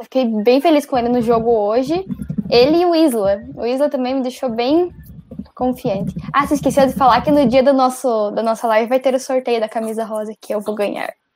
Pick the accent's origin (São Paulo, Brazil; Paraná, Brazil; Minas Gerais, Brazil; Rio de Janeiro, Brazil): Paraná, Brazil; Curitiba; eu sou de Curitiba